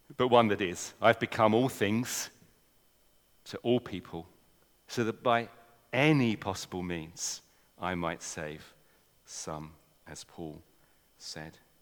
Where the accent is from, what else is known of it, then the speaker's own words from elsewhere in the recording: England, United Kingdom; accent: English; I'm an Englishman. You might not have noticed from my accent